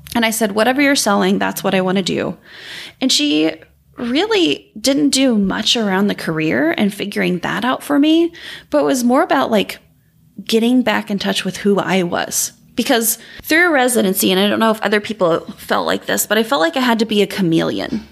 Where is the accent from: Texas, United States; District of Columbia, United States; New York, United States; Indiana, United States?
Indiana, United States; southern; I grew up in southern Indiana